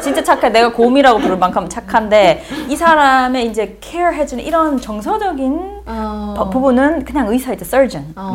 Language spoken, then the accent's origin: Korean; Daegu, South Korea; accent: Daegu dialect; moved away as an adult; also born or lived in Uijeongbu / North Carolina / Baltimore; now in United States; 내가 대구 사투리가